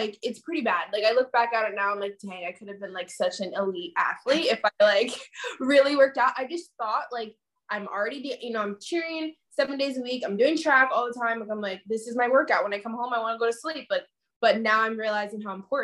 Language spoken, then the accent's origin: English; Pennsylvania, United States; moved away as an adult; also born or lived in Virginia / New Jersey; now in California, United States; I grew up in Pennsylvania, about an hour outside of New York City. I was born in Virginia, and then my mom and my dad, we moved up to Pennsylvania when I was like 7